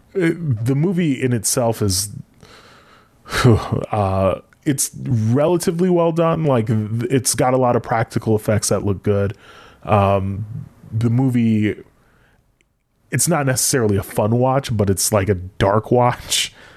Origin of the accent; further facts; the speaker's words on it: United States; being American